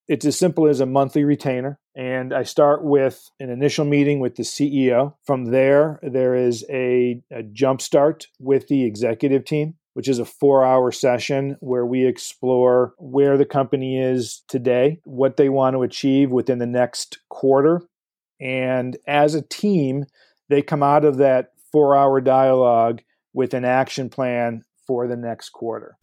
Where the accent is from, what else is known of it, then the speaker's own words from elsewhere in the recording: Livonia, Michigan, United States; I grew up in uh, Livonia, Michigan